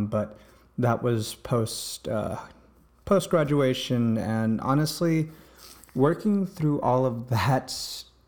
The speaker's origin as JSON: {"language": "English", "region": "East Coast", "country": "United States", "tie": "born or raised there", "said": "I grew up here in the East Coast"}